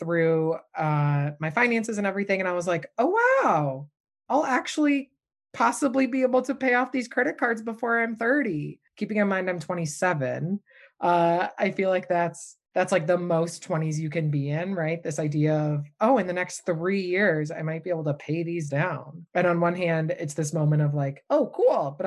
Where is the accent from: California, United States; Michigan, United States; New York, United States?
Michigan, United States; moved away as an adult; now in Boston, United States; Born and raised in Michigan